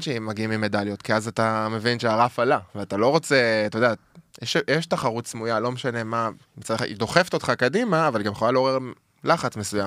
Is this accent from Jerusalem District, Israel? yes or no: yes; Jerusalem, Jerusalem District, Israel; moved away; גדלתי שם, עם הורים ירושלמים אותנטיים